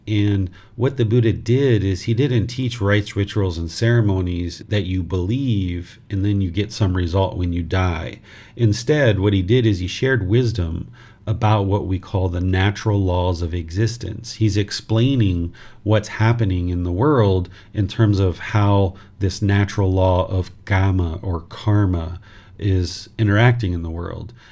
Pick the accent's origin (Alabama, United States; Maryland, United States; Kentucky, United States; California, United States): Maryland, United States; southern; moved away as an adult; also born or lived in Washington, D.C.; now in Thailand; I was born in Washington, D.C., and I grew up in southern Maryland, which is in the United States of America.